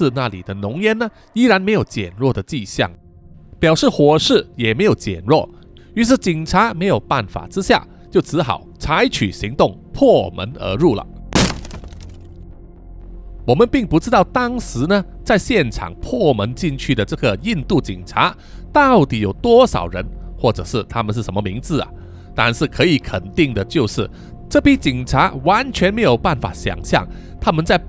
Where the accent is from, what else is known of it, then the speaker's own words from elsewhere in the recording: Guangdong, China; accent: Cantonese; 啊，我们广东话呢叫做“啱啱沉沉”啊